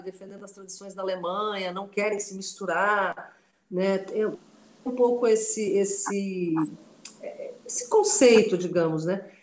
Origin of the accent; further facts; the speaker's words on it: Morro Reuter, Rio Grande do Sul, Brazil; first language German dialect (Riograndenser Hunsrückisch); Portuguese is a second language; moved away as an adult; also born or lived in Novo Hamburgo; now in Rio de Janeiro, Brazil; eu nasci lá, vivi nessa, nessa comunidade até os nove anos de idade